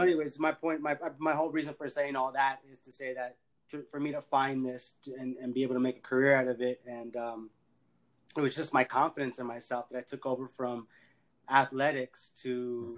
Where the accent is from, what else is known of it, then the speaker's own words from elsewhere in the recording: Los Angeles, California, United States; I'm from LA, born and raised in El Sereno. Uh, raised actually more so in the San Fernando Valley